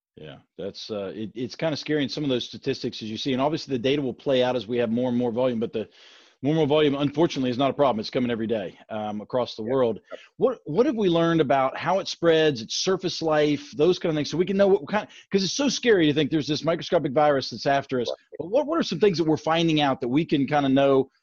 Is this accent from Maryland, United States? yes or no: no; Grafton, West Virginia, United States; as a resident of my small Appalachian hometown